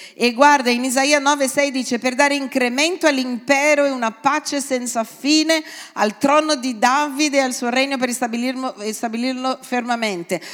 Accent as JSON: {"language": "Italian", "country": "Brazil", "moved": "yes", "lives_now": "Italy", "said": "io vengo dal Brasile e in Brasile non c'è la Pasquetta"}